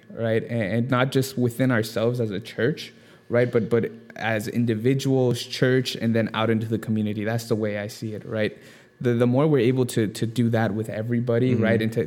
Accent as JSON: {"language": "English", "town": "Simi Valley", "region": "California", "country": "United States", "tie": "born or raised there", "also_born_or_lived": "Newbury Park", "moved": "as an adult", "lives_now": "San Diego, United States", "said": "I grew up in Simi Valley, and I went to school in Newberry Park."}